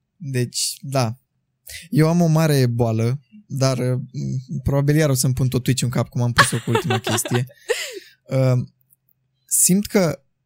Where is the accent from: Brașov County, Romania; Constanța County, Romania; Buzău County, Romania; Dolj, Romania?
Buzău County, Romania; Buzău; moved away as an adult; now in Bucharest, Romania; eu sunt din Buzău